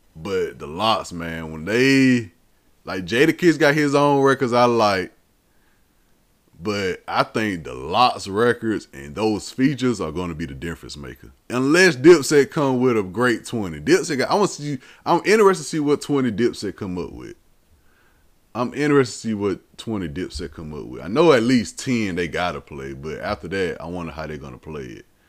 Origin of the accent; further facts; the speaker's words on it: the South, United States; I'm born and raised in the South